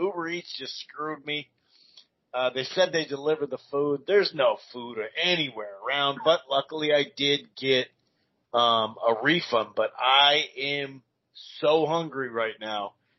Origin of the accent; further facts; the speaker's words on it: Minneapolis, Minnesota, United States; I was born in Minneapolis, sir.